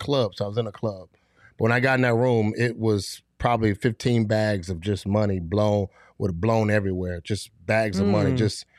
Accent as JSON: {"language": "English", "town": "Fort Lauderdale", "region": "Florida", "country": "United States", "said": "I'm already from Fort Lauderdale. I'm 45 minutes away from the U."}